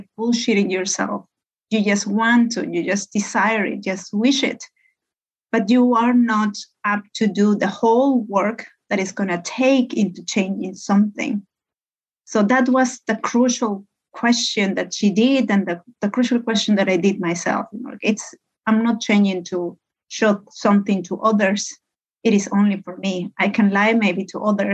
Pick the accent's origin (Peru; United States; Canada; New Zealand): Peru; moved away as an adult; also born or lived in Hamburg, Germany; now in Finland; I'm Peruvian. I come from Peru. I moved to Europe a couple of years ago, many years ago